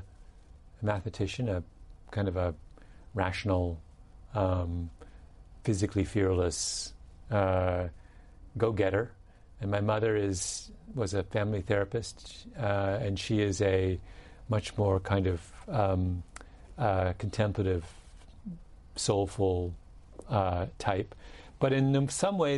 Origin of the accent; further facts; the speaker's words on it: England, United Kingdom; I'm English. So in England, and I'm the son of an Englishman